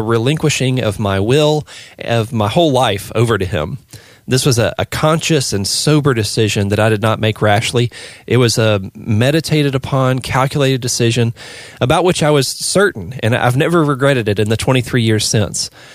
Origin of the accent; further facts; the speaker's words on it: the Bible Belt, United States; growing up in the Bible Belt in the eighties